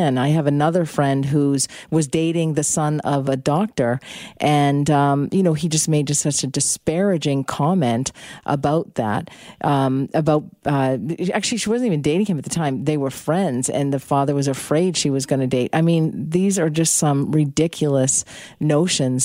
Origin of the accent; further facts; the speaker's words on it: Boston, Massachusetts, United States; moved away; I'm from Boston originally